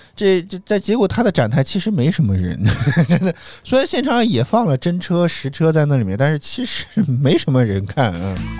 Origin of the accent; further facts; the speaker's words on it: Guangdong, China; 作为一个广东人都觉得太麻烦了